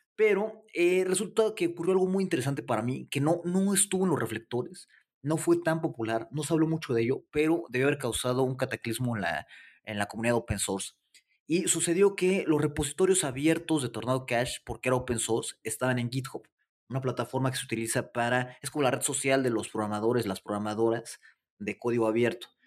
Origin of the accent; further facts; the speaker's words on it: Mexico City, Mexico; soy de la Ciudad de México